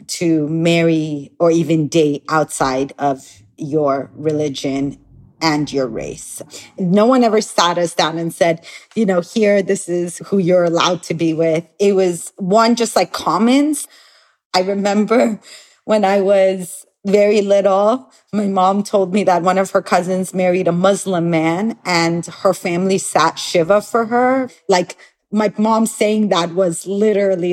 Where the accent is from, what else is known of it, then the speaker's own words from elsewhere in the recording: Los Angeles, California, United States; moved away as an adult; also born or lived in Iran / Tel Aviv, Israel; I grew up in Los Angeles, California, but I was born in Iran